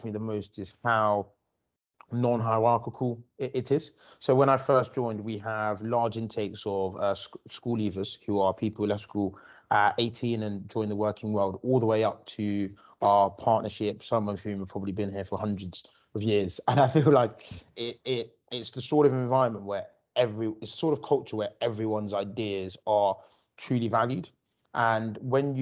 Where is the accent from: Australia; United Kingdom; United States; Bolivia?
United Kingdom; London; also born or lived in Nottingham; I grew up in Islington